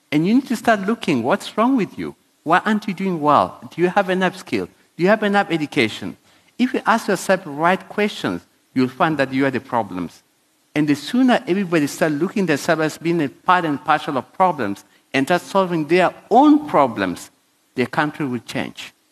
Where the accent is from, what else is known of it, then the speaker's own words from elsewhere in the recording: South Africa; I'm an African in African. I'm South African. I have documentation like everybody else.